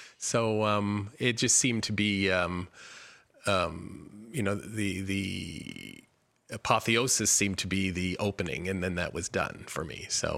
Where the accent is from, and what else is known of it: Kitchener-Waterloo, Ontario, Canada; born or raised there